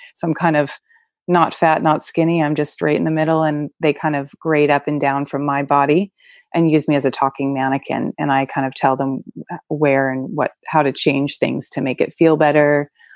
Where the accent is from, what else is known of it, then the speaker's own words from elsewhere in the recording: California, United States; also born or lived in New York; I was born not in California, but basically, most of my growing up years were in California.